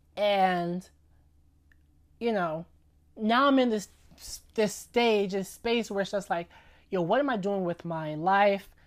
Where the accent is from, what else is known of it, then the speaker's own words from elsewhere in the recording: New York City, New York, United States; also born or lived in Lafayette, Indiana; raised in New York City my entire life